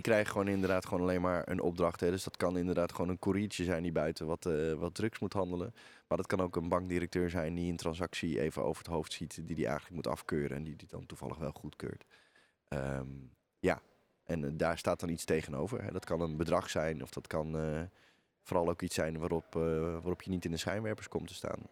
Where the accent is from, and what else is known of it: Netherlands